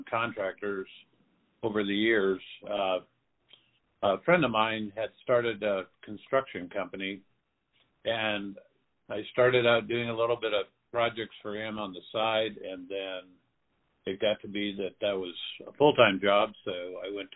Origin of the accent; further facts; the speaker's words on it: Phoenix, Arizona, United States; also born or lived in South Dakota; So I grew up in Phoenix, Arizona. I was born in South Dakota, but we moved here when I was 10 months old